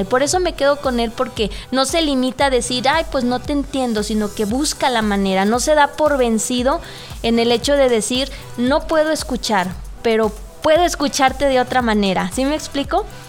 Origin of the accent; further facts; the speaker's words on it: Mexico; como mexicanos